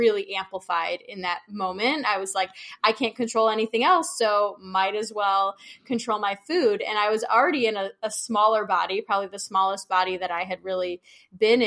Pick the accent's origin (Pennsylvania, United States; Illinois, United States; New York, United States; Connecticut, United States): Illinois, United States; Chicago; moved away as an adult; also born or lived in Oregon; I'm from Chicago